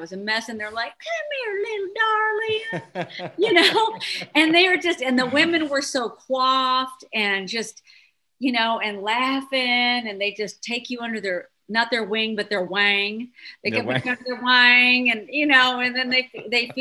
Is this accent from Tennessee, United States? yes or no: no; Denver, Colorado, United States; moved away as an adult; now in Dallas, United States; I was born in Denver